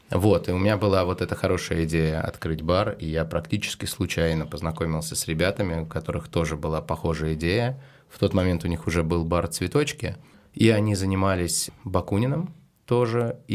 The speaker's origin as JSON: {"language": "Russian", "town": "Severomorsk", "region": "Murmansk Oblast", "country": "Russia", "lives_now": "Saint Petersburg, Russia", "said": "Я из Североморска."}